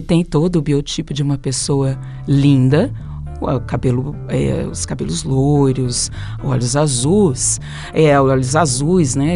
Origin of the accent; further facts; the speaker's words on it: São Paulo, Brazil; eu sou paulista